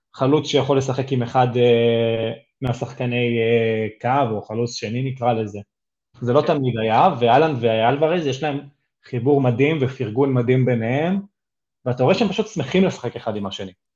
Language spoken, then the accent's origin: Hebrew; Israel